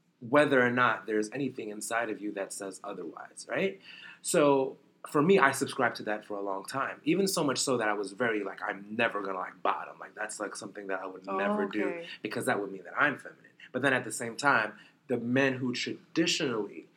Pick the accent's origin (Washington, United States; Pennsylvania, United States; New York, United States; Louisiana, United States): New York, United States; New York City; I was born in Brooklyn.